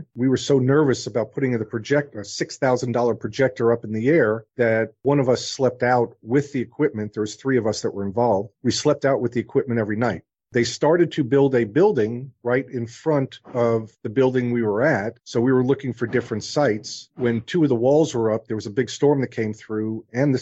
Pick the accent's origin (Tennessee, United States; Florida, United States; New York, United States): New York, United States; moved away; also born or lived in New Orleans; I was the kid growing up in New York that I went door to door to shovel sidewalks in the winter